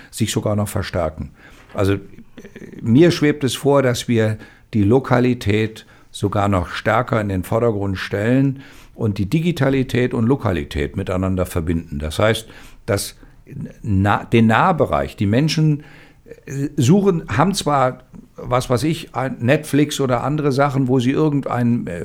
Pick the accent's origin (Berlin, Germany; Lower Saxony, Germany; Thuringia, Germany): Thuringia, Germany; Also wir als Thüringer waren immer nicht ganz so glücklich, dass wir nicht so viel Produktion haben, wie wir uns wünschen würden.